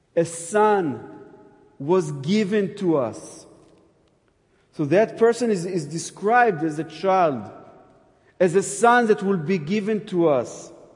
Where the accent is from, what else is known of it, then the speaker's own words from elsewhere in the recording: Jerusalem, Jerusalem District, Israel; I'm from Jerusalem